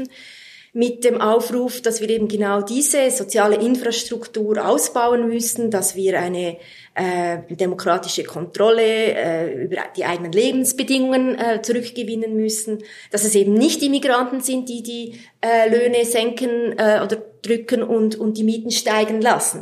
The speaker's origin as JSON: {"language": "German", "country": "Switzerland", "said": "wir Schweizer"}